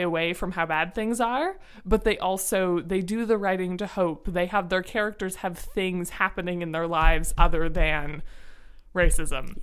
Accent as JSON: {"language": "English", "region": "Ontario", "country": "Canada", "said": "I am from Ontario"}